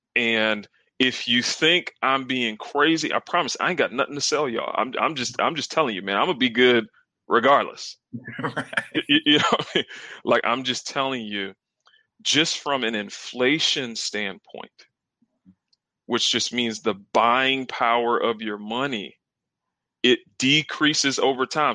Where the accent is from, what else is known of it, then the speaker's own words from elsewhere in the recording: South Carolina, United States; I'm actually from the South. I'm from South Carolina. Uh, grew up, got two siblings